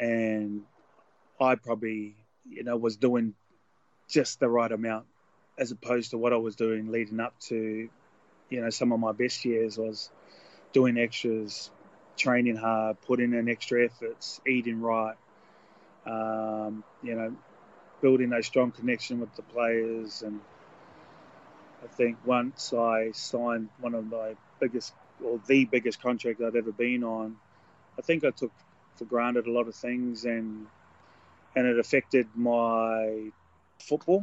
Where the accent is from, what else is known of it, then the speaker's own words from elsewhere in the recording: New Zealand; a avid, proud Kiwi